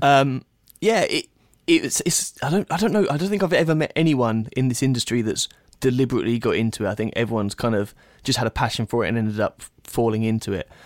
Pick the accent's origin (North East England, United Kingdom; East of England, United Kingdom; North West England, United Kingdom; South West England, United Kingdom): East of England, United Kingdom; Bedfordshire; moved away as an adult; now in Detroit, United States; I grew up in Bedfordshire, England, very small, very small town. Um, I've now since moved to Detroit, Michigan.